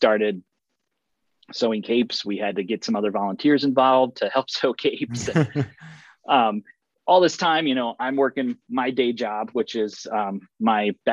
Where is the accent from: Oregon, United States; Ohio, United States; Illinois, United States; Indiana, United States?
Illinois, United States; Springfield; moved away as an adult; now in St. Louis, United States; back in my hometown in Springfield, Illinois